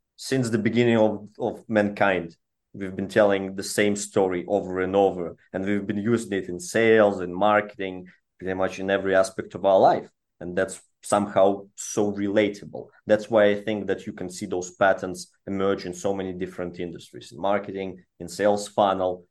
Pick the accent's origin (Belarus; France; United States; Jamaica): Belarus; moved away; I'm from Eastern European region. That's where our, all of our founding team comes from, uh, originally from Belarus.